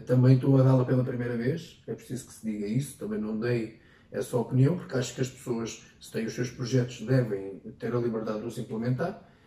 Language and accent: Portuguese; Ferrel, Leiria District, Portugal; presidente da junta da minha terra